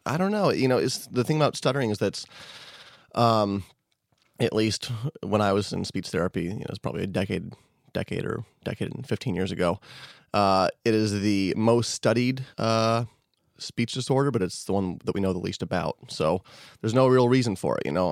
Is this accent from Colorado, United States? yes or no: yes; Denver, Colorado, United States; also born or lived in Boulder; I was born in Denver. I spent first few years of my life in Denver, and then I moved to Boulder when I was early teenager